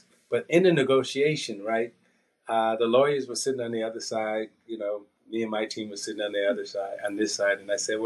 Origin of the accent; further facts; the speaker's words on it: United States; Outside of the United States, I classify as an American.